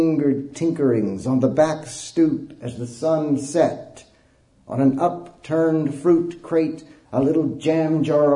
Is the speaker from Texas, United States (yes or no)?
yes; Snyder, Texas, United States; I grew up in West Texas, in a little bitty town in West Texas called Snyder.